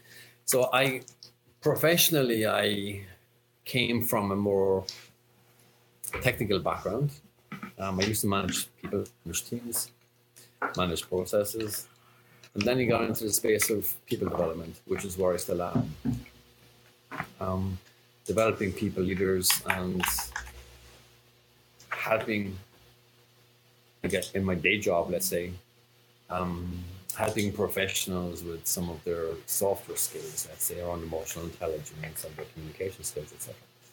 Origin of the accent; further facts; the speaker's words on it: Cork, Munster, Ireland; accent: Irish brogue; now in France; So if you haven't placed the accent, I'm Irish, from a town called Cork.